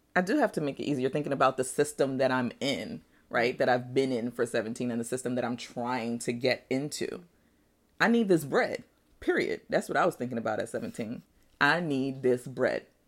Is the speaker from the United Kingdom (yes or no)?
no; Nigeria; now in United States; my birth certificate says I was born in Nigeria